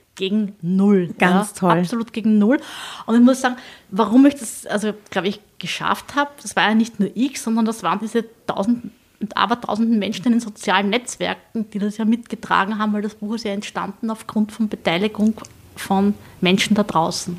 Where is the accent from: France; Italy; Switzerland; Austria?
Austria; Southern Burgenland; ich komme aus dem Südburgenland